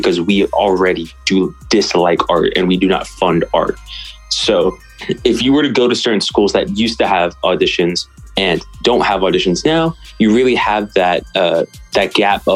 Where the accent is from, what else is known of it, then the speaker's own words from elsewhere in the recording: Chula Vista, California, United States; now in St. Louis, United States; I was raised in South California. I grew up in San Diego, Chula Vista